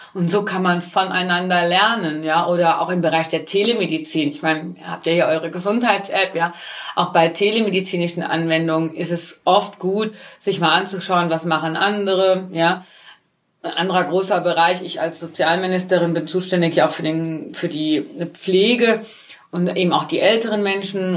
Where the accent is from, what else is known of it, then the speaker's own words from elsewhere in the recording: Altenkirchen, Rhineland-Palatinate, Germany; now in Forst an der Sieg, Germany; ich selbst äh, komme aus dem Westerwald, gebürtig aus Altenkirchen